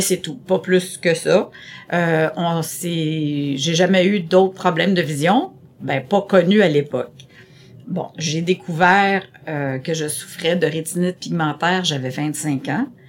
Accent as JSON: {"language": "French", "town": "Terrebonne", "region": "Quebec", "country": "Canada", "tie": "born or raised there", "also_born_or_lived": "Montreal", "first_language": "French", "said": "je dis jamais que je suis venue de Montréal, que je viens de Montréal, mais je viens plutôt de Terrebonne parce que j'ai commencé euh, à la toute petite école, euh, au, primaire à Terrebonne"}